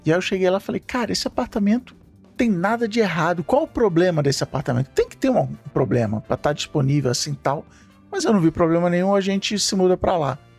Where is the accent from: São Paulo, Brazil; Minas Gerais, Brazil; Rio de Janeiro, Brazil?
Rio de Janeiro, Brazil; eu morei a minha vida inteira na Ilha do Governador